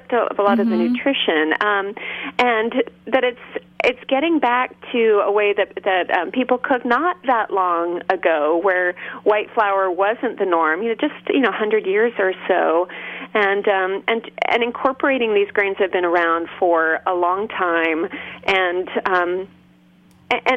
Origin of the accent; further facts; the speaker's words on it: Berkeley, California, United States; I grew up in Berkeley, California